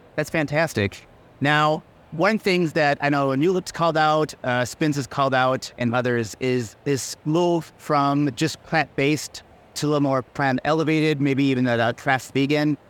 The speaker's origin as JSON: {"language": "English", "region": "Minnesota", "country": "United States", "said": "home to Minnesota, to my home state."}